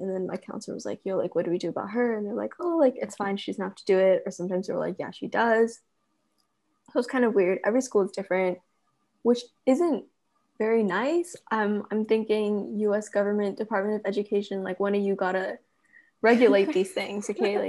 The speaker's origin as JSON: {"language": "English", "country": "United States", "said": "Okay, so I'm actually an American living overseas, so my experience would be very different"}